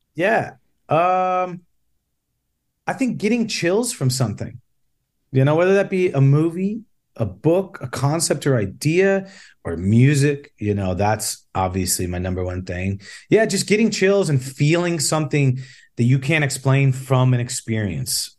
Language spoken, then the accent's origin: English; Chicago, Illinois, United States; I grew up in the South Side of Chicago